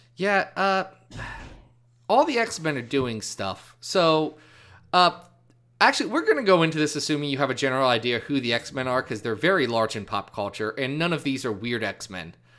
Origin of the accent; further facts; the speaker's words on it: Midwest, United States; I was born born in the Midwest. I speak English.